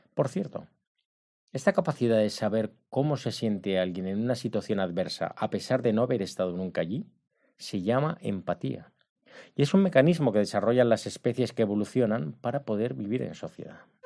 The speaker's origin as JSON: {"language": "Spanish", "country": "Spain", "moved": "yes", "said": "soy de España"}